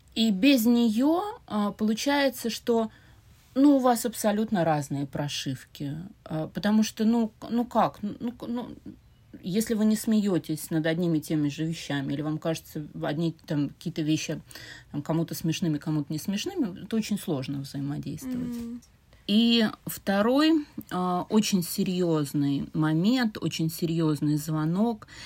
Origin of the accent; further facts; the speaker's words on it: Saint Petersburg, Russia; Я родилась и выросла в Петербурге, но тогда еще в Ленинграде